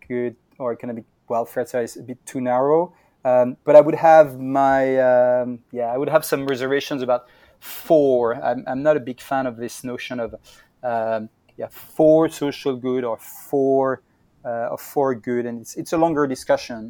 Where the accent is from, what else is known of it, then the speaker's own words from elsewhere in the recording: Brittany, France; moved away as an adult; also born or lived in Berkeley, United States / New York, United States; I come from Brittany in France, so I'm more of a West Coast person.